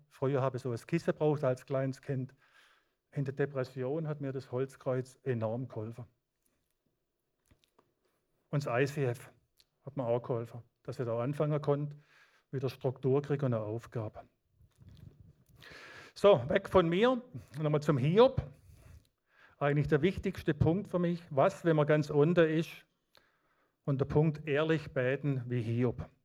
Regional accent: Baden-Württemberg, Germany; Ich habe Leute im Schwarzwald aus meiner Heimatgemeinde, die betet seit 30 Jahren täglich für mich

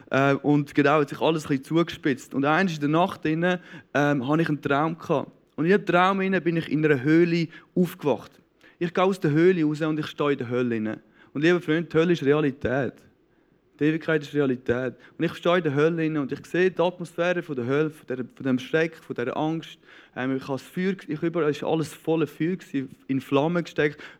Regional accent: Knonau, Zurich, Switzerland; Ich bin der jüngste von, von sechs Kindern. Ähm, aufgewachsen im Säuliamt in Knonau, ähm, einem super, super schönen Ort.

